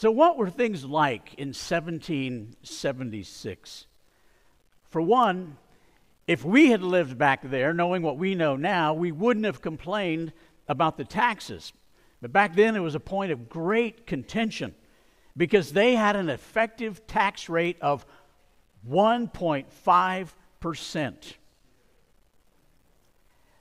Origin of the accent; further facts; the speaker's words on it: Dallas, Texas, United States; moved away; I was born in Dallas